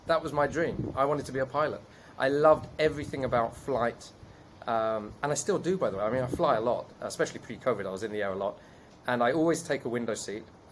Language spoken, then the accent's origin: English; England, United Kingdom; accent: British; moved away as an adult; now in Israel; I was born in the UK, as you can still hear from my accent